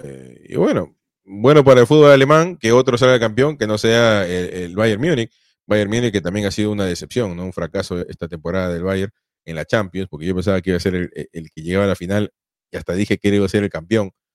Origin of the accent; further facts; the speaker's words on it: Peru; yo soy peruano